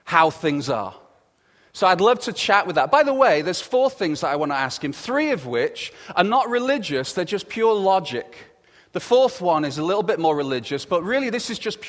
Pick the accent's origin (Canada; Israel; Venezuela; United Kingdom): United Kingdom; England; accent: English; with the English accent and everything that I have, my accent isn't as posh as his